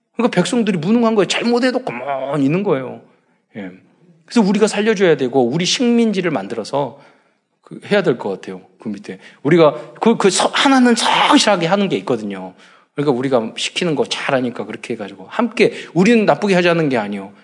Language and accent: Korean; South Korea